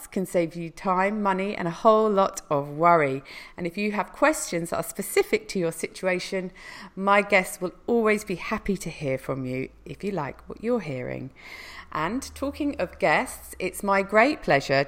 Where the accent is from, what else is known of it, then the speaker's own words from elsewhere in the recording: United Kingdom; coming from the UK